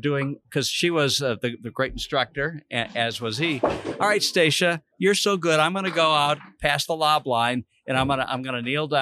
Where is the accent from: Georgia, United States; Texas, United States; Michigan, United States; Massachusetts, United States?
Michigan, United States; Detroit; moved away; I grew up in Detroit